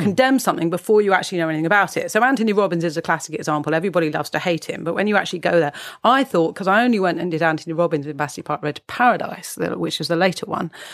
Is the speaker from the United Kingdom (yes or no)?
yes; United Kingdom; as we're British